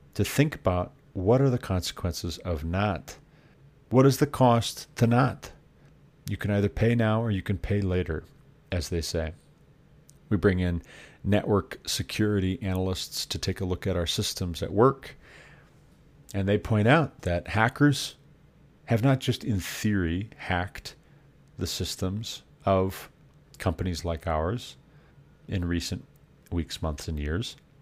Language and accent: English; Montana, United States; the state of Montana, my home state.